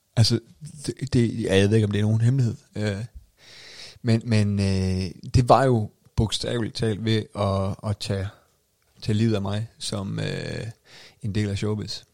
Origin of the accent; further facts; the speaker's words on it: North Jutland, North Denmark Region, Denmark; jeg var jo stadig nordjyde